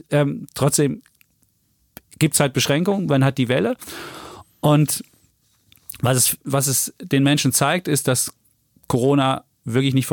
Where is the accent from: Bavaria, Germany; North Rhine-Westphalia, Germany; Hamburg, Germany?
Bavaria, Germany; Franconia; Ich bin der Franke übrigens, gell?